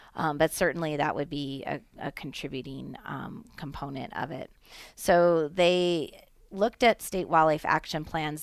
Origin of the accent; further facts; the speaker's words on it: Nevada, United States; as Nevadans, as well as, you know, citizens of our country